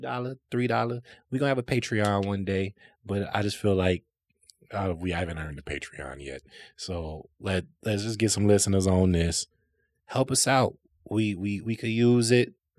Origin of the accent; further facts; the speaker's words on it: South Holland, Illinois, United States; I grew up in South Holland